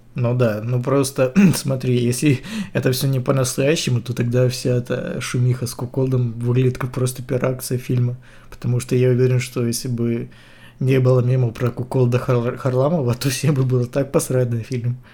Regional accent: Ukraine; я украинец

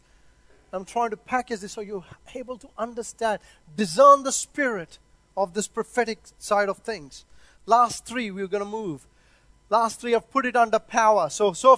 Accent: India; also born or lived in Christchurch, New Zealand; now in Auckland, New Zealand; I come from India

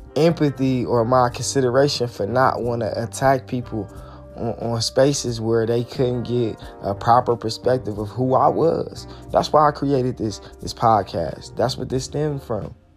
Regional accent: Detroit, Michigan, United States; I'm from Detroit

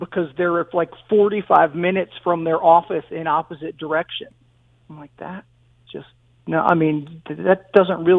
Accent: Stratford, Connecticut, United States; I grew up in Stratford.

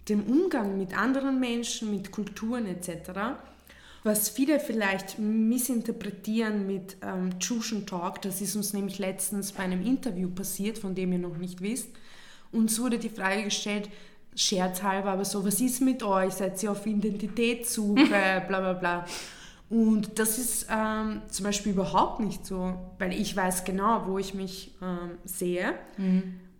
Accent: Vienna, Austria; Also ich komme aus Wien. Meine Eltern kommen aus ähm, Bosnien aus einem Teil, der nennt sich Bossa Wiener. Und ich bin kroatische Staatsbürgerin, bin aber in Wien geboren

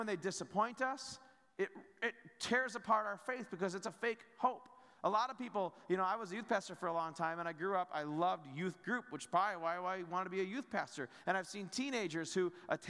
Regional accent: United States; as Americans, maybe we don't feel all that privileged and prideful about being American

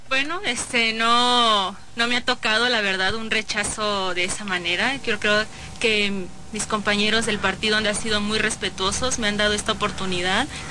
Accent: San Miguel de Allende, Guanajuato, Mexico; soy de la San Rafa, Ignacio Allende, por supuesto. Este, soy, como les comento, sanmiguelense de corazón

